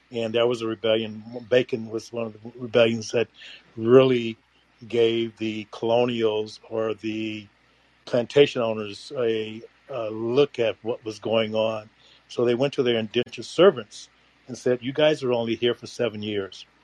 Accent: United States; I have an American of African descent, and I'm wholeheartedly American because there's no other home that I know of than America.

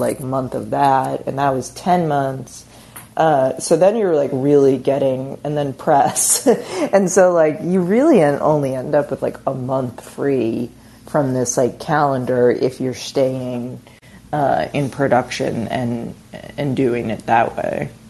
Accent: Milton, Massachusetts, United States; moved away; I'm from Milton, Massachusetts, which is like 10 minutes south of Boston

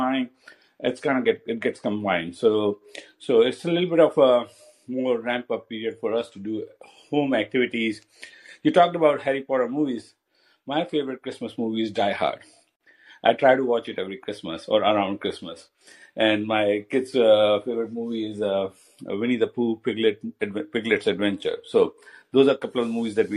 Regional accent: India; moved away as an adult; now in United States; I'm Indian

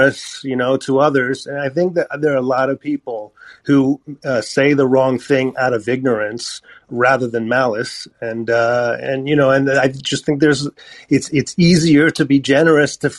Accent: United States; because I was born in America. I identify as American.

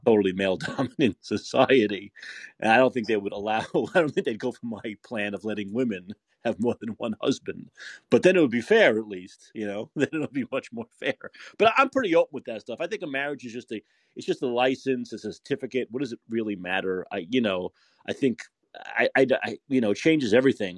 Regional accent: New York City, New York, United States; I'm from New York. I'm from Brooklyn

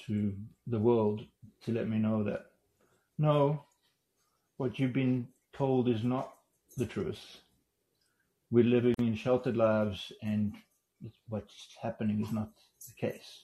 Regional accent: South Africa; as a South African

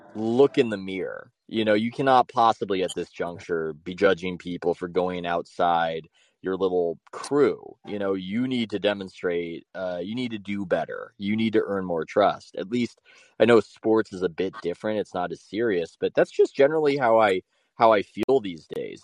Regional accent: California, United States; in my home state of California

